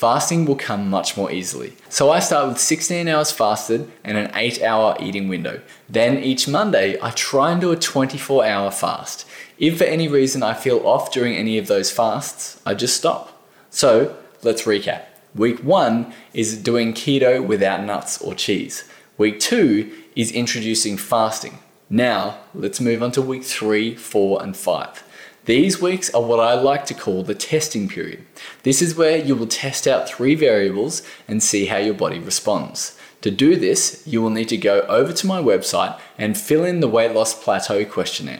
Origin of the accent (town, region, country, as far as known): Australia